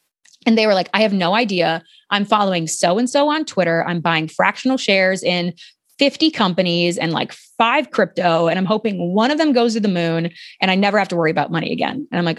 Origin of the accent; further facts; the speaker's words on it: Ohio, United States; And I'm formerly from Ohio, so I feel like I can knock on Ohio a little bit.